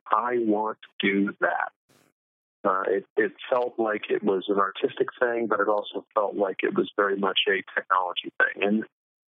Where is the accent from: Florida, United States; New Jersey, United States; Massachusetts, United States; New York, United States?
Massachusetts, United States; Plymouth; I grew up in New England, in specifically Massachusetts, in Plymouth, Massachusetts, where the Pilgrims landed